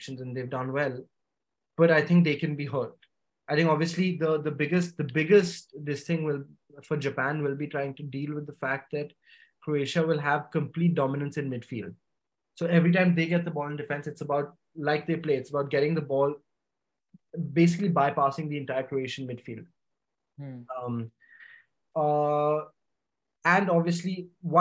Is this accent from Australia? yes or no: no; India; being Indian